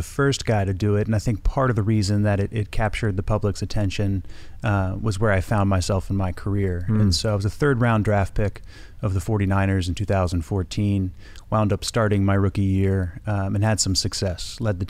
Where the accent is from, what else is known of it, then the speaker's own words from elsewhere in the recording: Dayton, Ohio, United States; also born or lived in Bay Area / Atlanta; now in Los Angeles, United States; growing up in Dayton, Ohio, the surf isn't too good